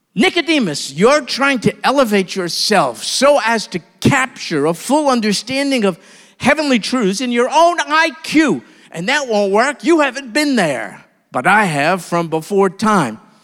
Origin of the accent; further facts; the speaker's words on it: New York, United States; I'm from New York